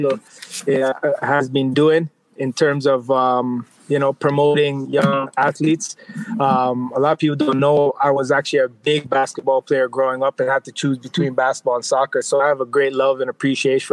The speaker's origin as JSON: {"language": "English", "town": "Toronto", "region": "Ontario", "country": "Canada", "tie": "born or raised there", "said": "in my hometown, Scarborough, a community I grew up in, Malvern"}